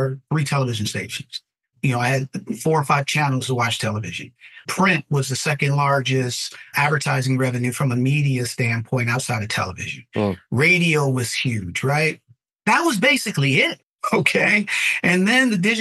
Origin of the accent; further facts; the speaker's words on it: Detroit, Michigan, United States; moved away as an adult; also born or lived in Hawaii; now in Connecticut, United States; Detroit, Michigan, my friend, born and raised